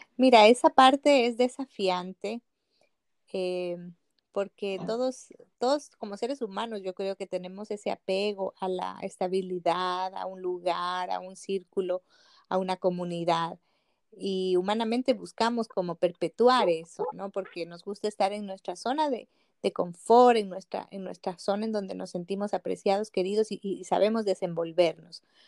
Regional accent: Ecuador; moved away as an adult; now in Chile; yo salí de mi país en Ecuador, de donde yo soy, y vine a estudiar en Chile

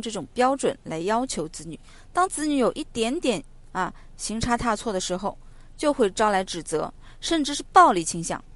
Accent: China; 我们中国人的感情都比较内敛

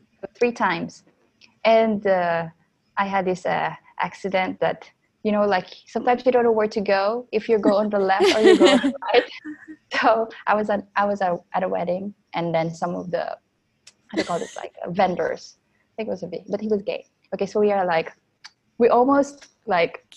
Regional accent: Philippines; moved away as an adult; now in France; I'm in France right now. I come from Philippines originally.

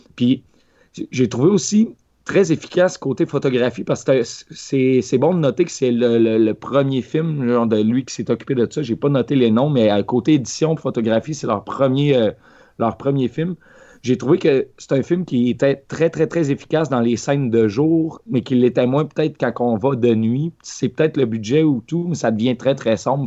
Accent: Quebec, Canada; en tant que Québécois moyen

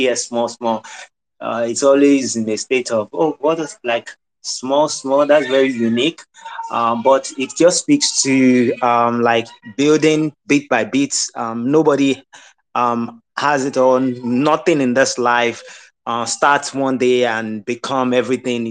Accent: Nigeria; moved away; also born or lived in Europe / Asia / America; So I'm Nigerian. I was born in Nigeria. I've lived outside of Nigeria for well over a decade before I moved back to Nigeria in 2015.

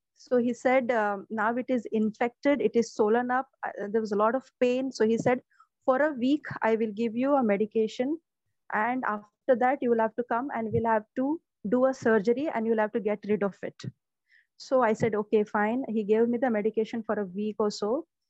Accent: Mumbai, Maharashtra, India; I'm from Mumbai

